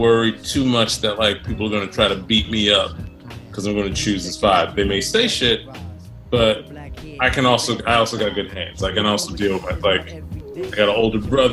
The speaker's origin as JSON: {"language": "English", "town": "Scotch Plains", "region": "New Jersey", "country": "United States", "tie": "born or raised there", "moved": "yes", "lives_now": "New York City, United States", "said": "I grew up in this town, Scotch Plains, that was, it's, like, a working class, like, white Italian neighborhood."}